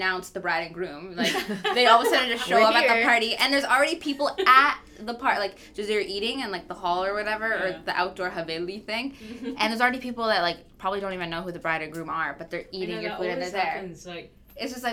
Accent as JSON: {"language": "English", "town": "Vancouver", "region": "British Columbia", "country": "Canada", "said": "I'm a Canadian, I'm from Vancouver"}